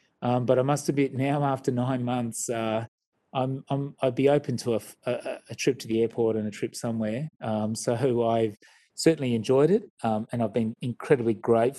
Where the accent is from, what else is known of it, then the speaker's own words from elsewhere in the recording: Sydney, New South Wales, Australia; So anyway, I'm not a Queenslander, but I certainly don't support the Maroons or the Reds and all these sporting teams, but certainly lots of friends and family in Queensland, but I think of myself as a Sydney sider.